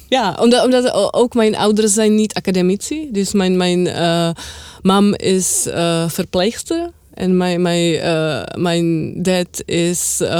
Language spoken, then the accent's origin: Dutch; Czechia; Ook omdat ik van Tsjechië kom.